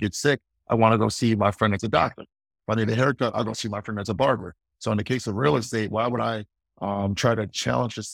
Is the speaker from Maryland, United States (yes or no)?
yes; Baltimore, Maryland, United States; I'm from Baltimore, Maryland as well.